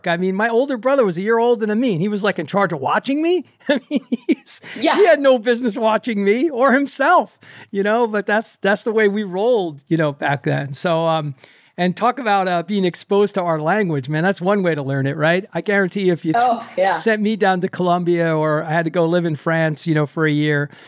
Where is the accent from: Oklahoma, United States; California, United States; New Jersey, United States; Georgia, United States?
New Jersey, United States; Maplewood; I grew up in Maplewood, South Orange.